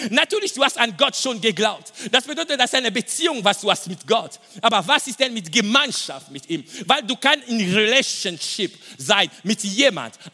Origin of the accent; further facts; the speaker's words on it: DR Congo; German is a second language; ich komme aus dem Kongo und im Osten von Kongo, es gibt Bürgerkrieg.